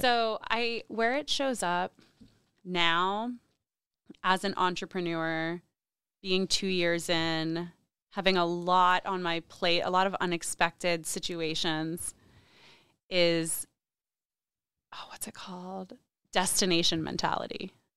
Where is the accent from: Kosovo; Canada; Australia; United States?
United States; State College, Pennsylvania; moved away as an adult; also born or lived in New York City; I grew up in State College, Pennsylvania.